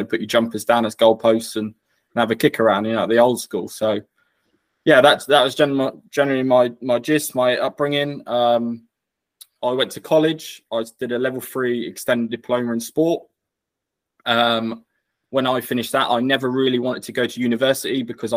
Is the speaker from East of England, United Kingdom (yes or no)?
yes; Norfolk, East of England, United Kingdom; I'm from Norfolk, born and bred, so I grew up there